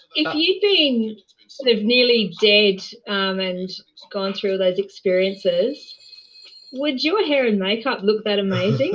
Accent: Australia; as an Australian

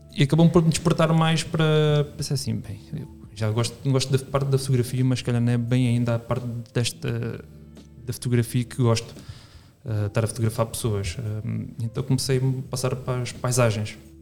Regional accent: Reguengos de Monsaraz, Alentejo, Portugal; also born or lived in Lisbon; eu, eu nasci e fui criado em, em Reguengos não dentro de Reguengos, mas, mas sim em Reguengos

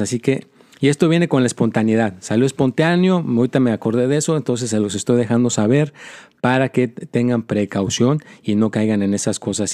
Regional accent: Mexico; also born or lived in United States; soy americano y soy mexicano

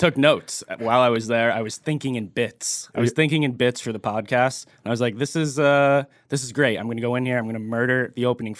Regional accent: Vermont, United States; I grew up in Vermont

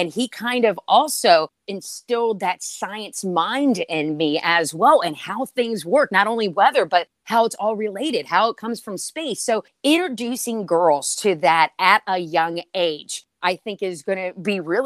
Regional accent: Winchester, Virginia, United States; I'm from Winchester, Virginia, which is in the Shenandoah Valley, the beautiful Blue Ridge Mountains surrounding us. I grew up there, born and raised.

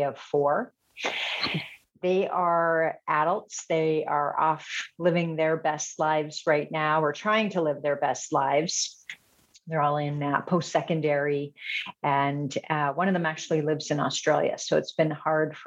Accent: Edmonton, Alberta, Canada; I am a born and raised Edmontonian. So I grew up in Beverly, very proud Northside girl

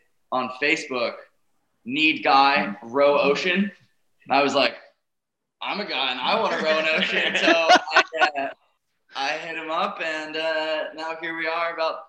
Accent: Boulder, Colorado, United States; I'm from Boulder, Colorado, which is, as you may note, a very inland state, so also not much of a water person.

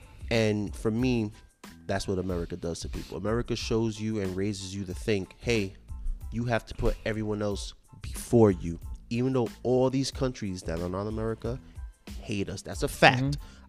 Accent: United States; us as American

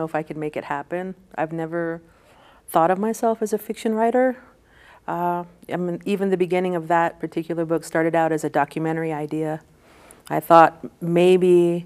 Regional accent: Tohatchi, New Mexico, United States; growing up in Tohatchee, I really wanted to make Tohatchee a character of the book, because that's my hometown

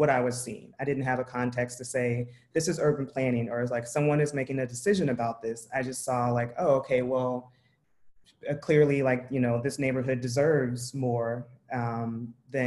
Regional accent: Tulsa, Oklahoma, United States; I grew up in Tulsa, Oklahoma

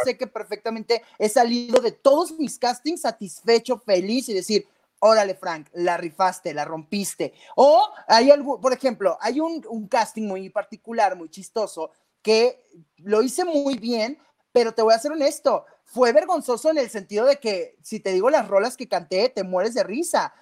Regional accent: Tijuana, Baja California, Mexico; Yo soy de Tijuana, Baja California.

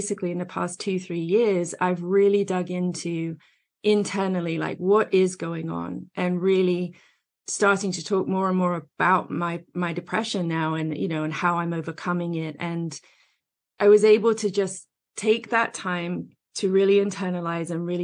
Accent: England, United Kingdom; moved away as an adult; now in United States; I'm over here in the States now, but I grew up in England.

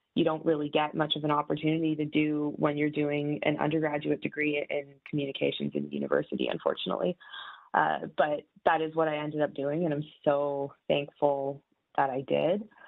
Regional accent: Mississauga, Ontario, Canada; now in Toronto, Canada; I live in Toronto, uh, but I'm from Mississauga

